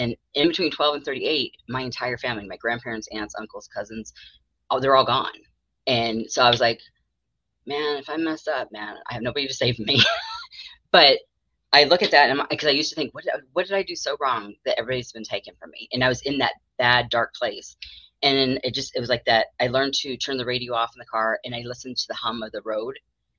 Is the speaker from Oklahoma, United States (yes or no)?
no; Arizona, United States; also born or lived in North Carolina; I was born in North Carolina, raised in Arizona by people from Alabama.